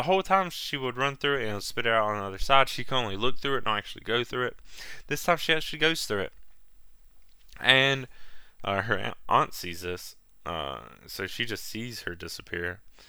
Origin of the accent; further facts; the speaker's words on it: Virginia, United States; Well, I'm from originally from Virginia.